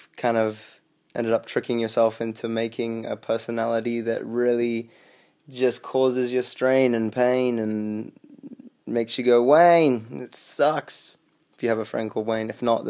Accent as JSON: {"language": "English", "region": "England", "country": "United Kingdom", "tie": "born or raised there", "also_born_or_lived": "South Africa", "said": "So growing up, I grew up between England and growing up in England and South Africa. So I wouldn't really spend any more than like 3 years in one place, just constantly moving all the time."}